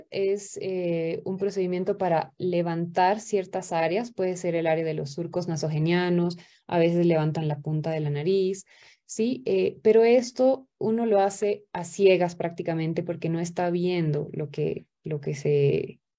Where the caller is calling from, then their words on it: La Paz, Bolivia; Buenas noches, yo soy boliviana acá desde La Paz.